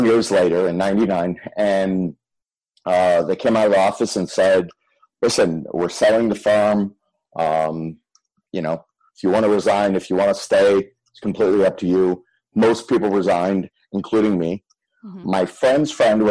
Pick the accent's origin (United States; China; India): United States; Fort Lauderdale, Florida; also born or lived in Michigan; I was born in Michigan. And then we moved to Fort Lauderdale when I was three